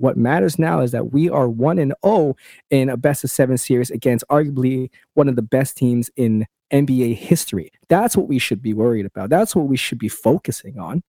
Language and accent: English; Canada; as a Canadian